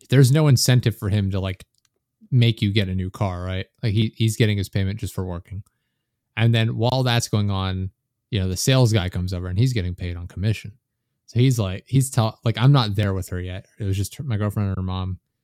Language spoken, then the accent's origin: English; United States; I'm American